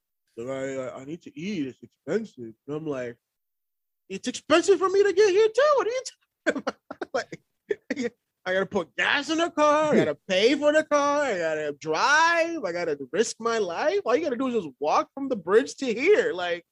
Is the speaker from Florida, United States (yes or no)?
yes; Miami, Florida, United States; now in Austin, United States; I grew up in Miami